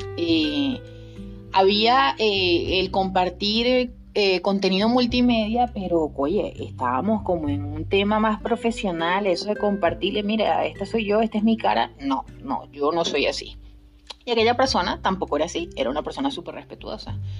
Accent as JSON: {"language": "Spanish", "region": "Guárico", "country": "Venezuela", "moved": "yes", "lives_now": "Spain", "said": "yo soy de Guárico, soy muy criolla y eso no lo pierdo"}